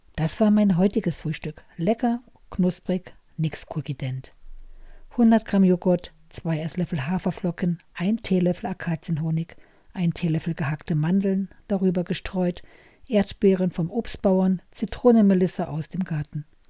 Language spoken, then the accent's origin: German; Germany; ich als Deutsche in Deutschland